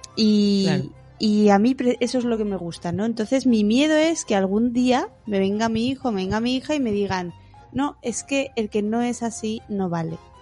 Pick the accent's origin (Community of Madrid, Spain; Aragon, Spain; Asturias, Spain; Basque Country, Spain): Basque Country, Spain; Bilbao; Yo soy de Bilbao